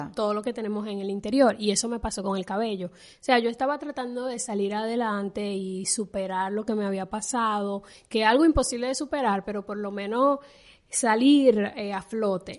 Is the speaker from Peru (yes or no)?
no; Dominican Republic; en mi país, en República Dominicana, se le dice pelo